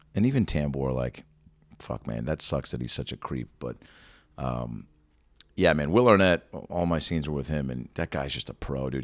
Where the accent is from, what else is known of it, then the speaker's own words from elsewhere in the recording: Seattle, Washington, United States; I'm actually, I'm from Seattle.